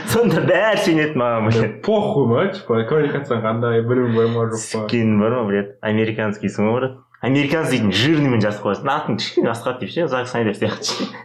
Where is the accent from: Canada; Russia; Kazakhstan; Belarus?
Canada; Я из Канады.